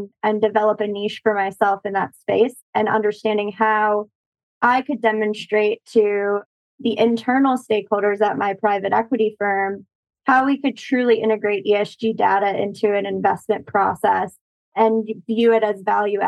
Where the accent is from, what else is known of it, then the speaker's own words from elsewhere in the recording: St. Louis, Missouri, United States; moved away; I grew up partially in St. Louis, and we had a weeping willow in our backyard